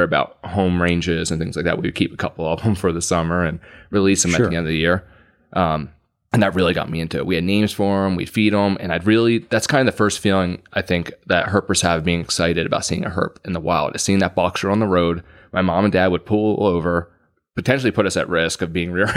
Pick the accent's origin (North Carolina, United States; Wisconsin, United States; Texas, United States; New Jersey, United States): New Jersey, United States; Gloucester County; I grew up in Gloucester County, New Jersey